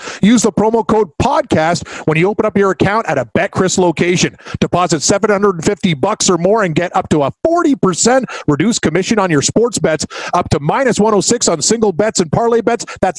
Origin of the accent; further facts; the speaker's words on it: Scotland, United Kingdom; Well, I'm Scottish.